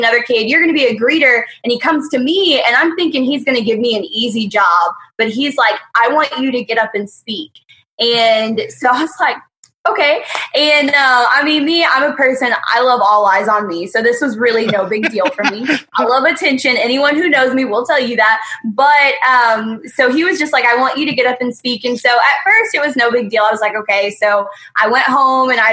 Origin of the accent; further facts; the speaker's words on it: Lawton, Oklahoma, United States; I am from Lawton, Oklahoma, where I'm the high school and middle school youth director at Zoe Christian Center.